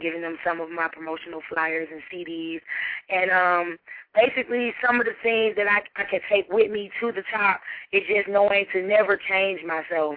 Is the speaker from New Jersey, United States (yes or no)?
no; Decatur, Georgia, United States; I'm from Decatur, Georgia.